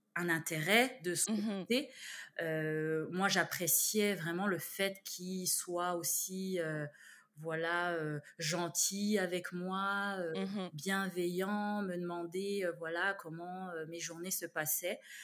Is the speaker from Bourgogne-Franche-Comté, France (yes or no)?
yes; Besançon, Bourgogne-Franche-Comté, France; moved away as an adult; also born or lived in Canada; now in Montreal, Canada; je suis née dans une ville qui s'appelle Besançon, mmh en Franche-Comté